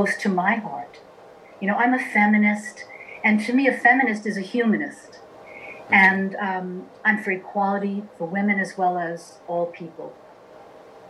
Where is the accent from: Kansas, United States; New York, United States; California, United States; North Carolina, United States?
New York, United States; New York City; I was born in Queens, New York, in a very traditional Italian family